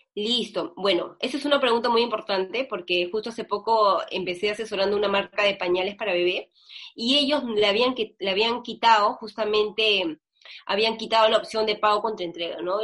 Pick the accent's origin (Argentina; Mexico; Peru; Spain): Peru; así somos los peruanos